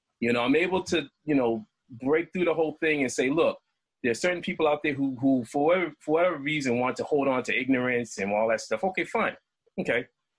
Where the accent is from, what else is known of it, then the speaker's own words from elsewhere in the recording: Boston, Massachusetts, United States; I grew up in Boston and I grew up in the projects